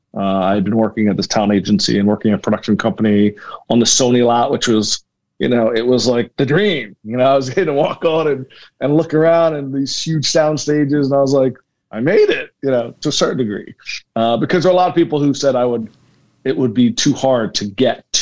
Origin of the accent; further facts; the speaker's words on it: Philadelphia, Pennsylvania, United States; I was born in Philadelphia, born and raised